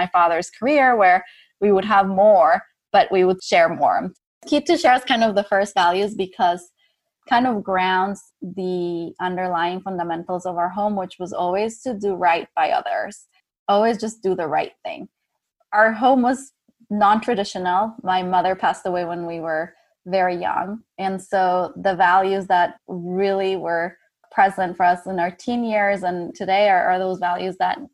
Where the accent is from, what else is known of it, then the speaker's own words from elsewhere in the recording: Ecuador; growing up in Ecuador